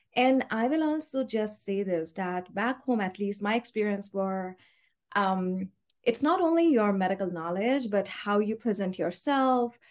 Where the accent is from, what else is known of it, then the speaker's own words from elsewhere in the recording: Karachi, Sindh, Pakistan; moved away as an adult; now in Rhode Island, United States; we are originally from Karachi, Pakistan